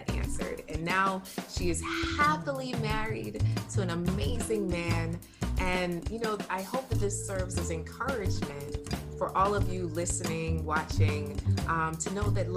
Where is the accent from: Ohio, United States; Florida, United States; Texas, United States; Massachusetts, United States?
Florida, United States; Broward; my hometown, Broward